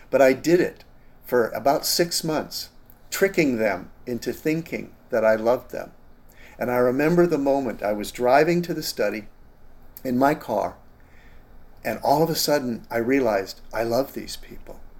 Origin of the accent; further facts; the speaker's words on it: Canada; moved away as an adult; now in San Diego, United States; Well, I'm a Canadian and uh, I'm old, uh, 69th birthday